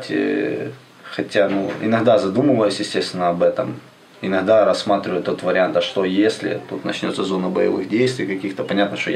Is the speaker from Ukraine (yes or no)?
yes; Ukraine; сказали, что мы с Украины приехали.